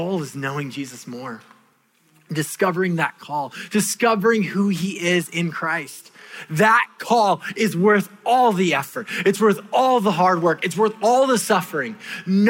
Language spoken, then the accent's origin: English; California, United States; moved away; my home country of California